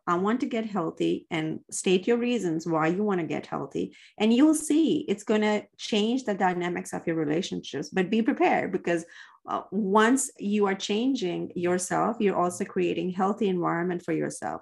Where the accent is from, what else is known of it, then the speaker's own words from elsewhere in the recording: Dubai, United Arab Emirates; moved away; And I grew up in the Middle East, uh, in Dubai.